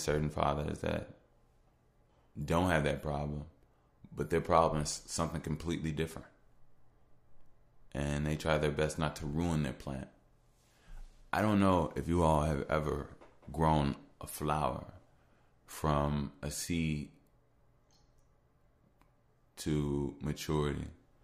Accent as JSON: {"language": "English", "town": "Chicago", "region": "Illinois", "country": "United States", "said": "I'm from Chicago"}